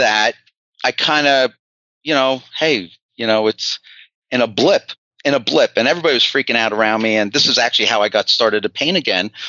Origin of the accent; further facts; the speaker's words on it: Ocean Township, New Jersey, United States; moved away as an adult; now in Atlanta, United States; I'm from New Jersey.